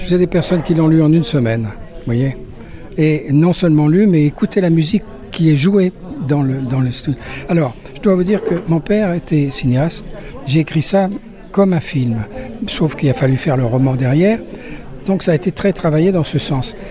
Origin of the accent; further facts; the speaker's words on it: Paris, Île-de-France, France; also born or lived in Lyon; now in Nîmes, France; je suis né à Paris.